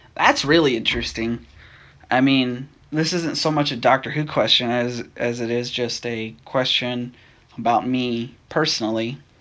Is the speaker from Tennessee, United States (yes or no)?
yes; Nashville, Tennessee, United States; I'm from Nashville, Tennessee. I was born and raised in Tennessee.